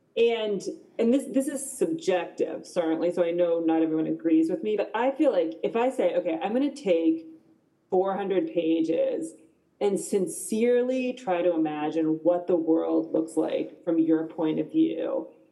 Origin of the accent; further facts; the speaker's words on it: United States; I'm American